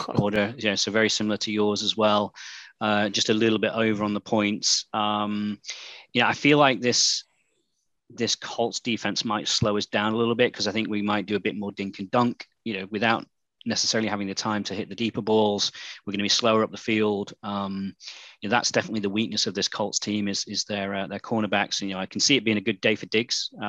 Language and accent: English; United Kingdom; accent: British; my British accent